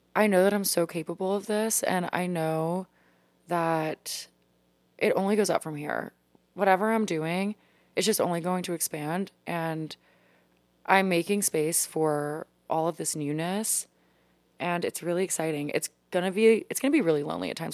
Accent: Louisiana, United States; moved away as an adult; now in Washington, D.C., United States; Coming from the deep south of Louisiana, I honestly never thought that I would leave.

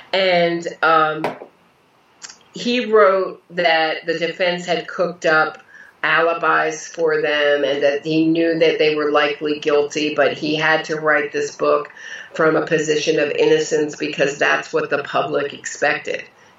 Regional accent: Pennsylvania, United States; You know, I grew up in Pennsylvania, about an hour, 45 minutes outside of New York.

